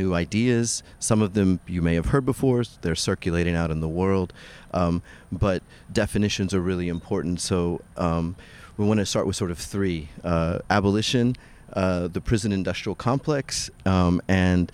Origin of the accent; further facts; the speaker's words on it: South Texas, United States; I grew up in South Texas as a Mexican skater